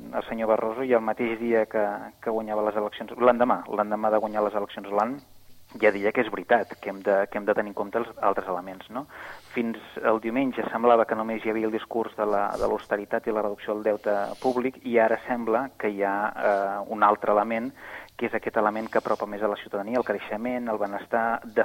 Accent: Catalonia, Spain; com a catalans eh, eh, i catalanes

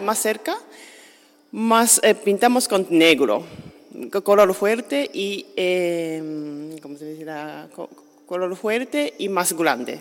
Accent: Japan; Spanish is a second language; now in Sitges, Spain; yo soy de Japón y ya estoy fuera de Japón muchos años

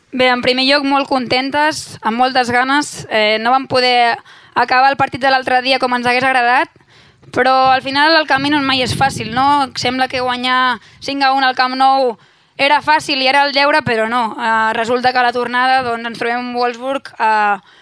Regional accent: Sant Pere de Ribes, Catalonia, Spain; Jo sóc de Ribes, però Sitges és com casa meva també, som pobles veïns a 5 minuts

